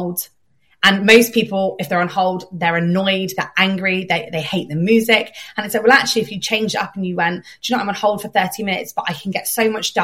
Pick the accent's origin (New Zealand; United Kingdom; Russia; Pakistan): United Kingdom; Plymouth, South West England; also born or lived in Cornwall; now in London, United Kingdom; Plymouth is where I was born and raised, but then we all moved down to Cornwall